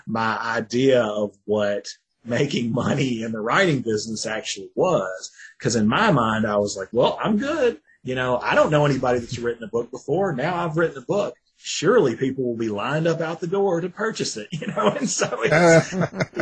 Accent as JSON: {"language": "English", "region": "Tennessee", "country": "United States", "said": "I'm from Tennessee"}